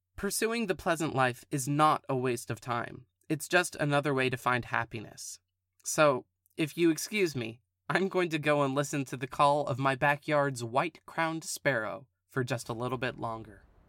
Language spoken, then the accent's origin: English; California, United States; Born and raised in California